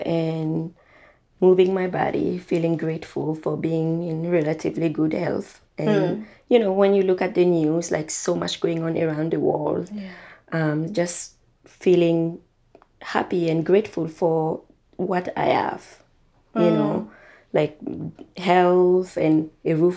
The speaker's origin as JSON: {"language": "English", "country": "Burkina Faso", "moved": "yes", "said": "I'm from Burkina Faso"}